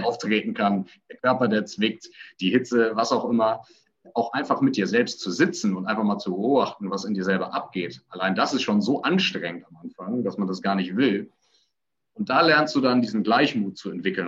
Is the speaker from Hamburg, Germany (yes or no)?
yes; Hamburg, Germany; Ich komme aus Hamburg